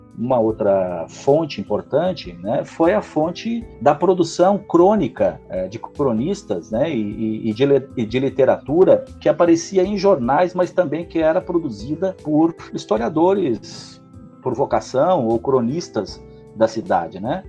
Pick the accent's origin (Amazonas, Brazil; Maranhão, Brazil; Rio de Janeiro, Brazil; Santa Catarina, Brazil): Santa Catarina, Brazil; Lages; moved away as an adult; eu nasci em Lages, vivi em Lages da minha adolescência é, e depois uma parte da, da vida adulta. É, logo até os 18 anos eu vivo em Lages